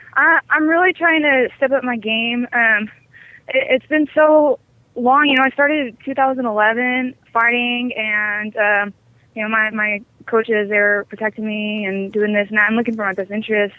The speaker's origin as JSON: {"language": "English", "town": "Amarillo", "region": "Texas", "country": "United States", "tie": "born or raised there", "said": "I grew up in Amarillo. Uh, I was born and raised there."}